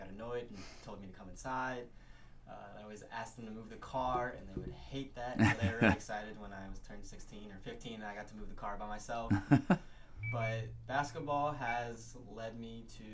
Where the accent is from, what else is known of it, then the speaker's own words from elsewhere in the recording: St. Louis, Missouri, United States; I am from St. Louis, Missouri.